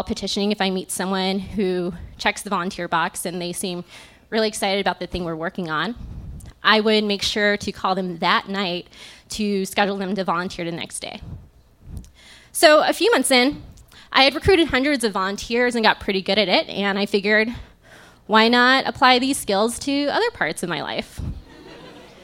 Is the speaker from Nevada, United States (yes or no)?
yes; Las Vegas, Nevada, United States; moved away as an adult; also born or lived in Tempe, Arizona; now in Chicago, United States; I was born and raised in Las Vegas and had lived there my whole